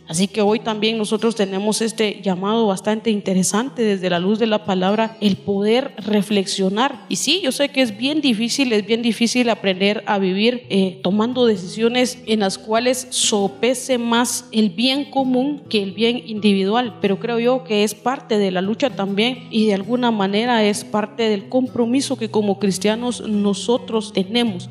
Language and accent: Spanish; Guatemala; nosotros los, los guatemaltecos